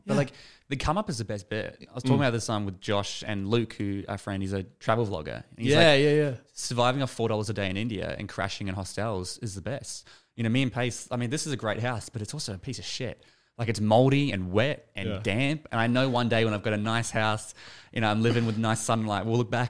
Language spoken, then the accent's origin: English; Sutherland Shire, New South Wales, Australia; moved away; I grew up in the Shire.